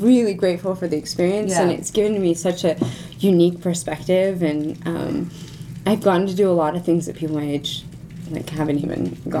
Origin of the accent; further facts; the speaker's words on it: United States; now in Moscow, Russia; the weird American in the company